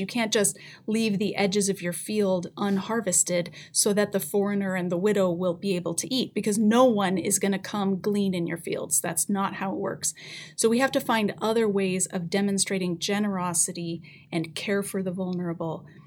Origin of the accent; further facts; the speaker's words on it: Colorado, United States; now in Canada; grew up in Colorado